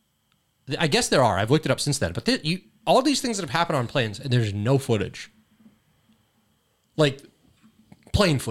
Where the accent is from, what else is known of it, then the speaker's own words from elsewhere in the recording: California, United States; Family from Laos. Live in California my whole life